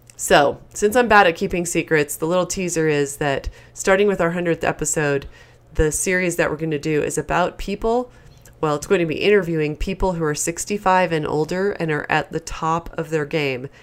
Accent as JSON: {"language": "English", "region": "East Coast", "country": "United States", "tie": "born or raised there", "said": "as I was growing up on the East Coast"}